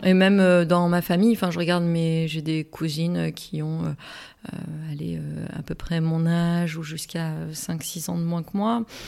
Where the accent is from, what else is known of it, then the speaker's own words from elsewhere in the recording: Morocco; moved away; j'ai grandi euh, toute mon adolescence, une bonne partie de mon enfance aussi au Maroc